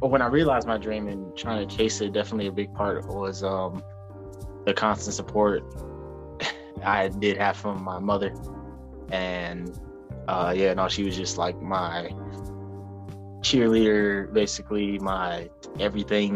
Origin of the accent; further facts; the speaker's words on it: Detroit, Michigan, United States; I am born and raised Detroit, Michigan. Just lived here all my life, mainly grew up in Southwest